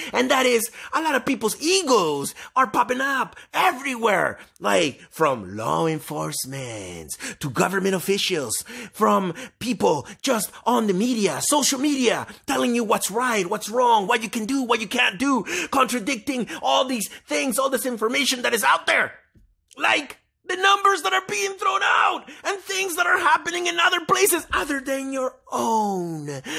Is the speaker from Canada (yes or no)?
yes; Canada; We are human and we are Canadian.